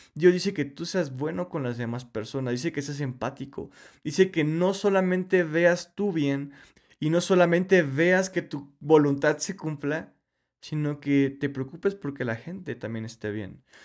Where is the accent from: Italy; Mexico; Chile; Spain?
Mexico; Yo soy mexicano